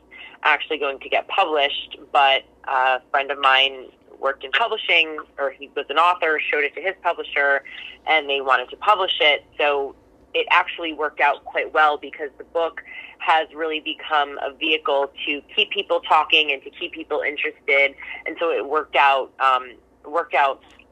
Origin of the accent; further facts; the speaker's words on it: Blairstown, New Jersey, United States; I grew up in Blairstown